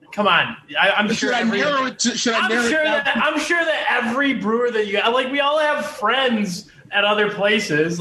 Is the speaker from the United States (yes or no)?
yes; United States; also born or lived in Denver / Grand Rapids; now in Mackinaw City, United States; I'm an American man